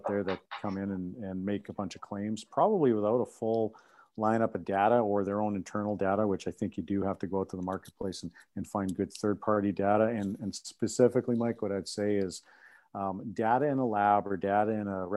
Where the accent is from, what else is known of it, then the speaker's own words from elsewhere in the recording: Saskatchewan, Canada; I grew up in Saskatchewan on a farm myself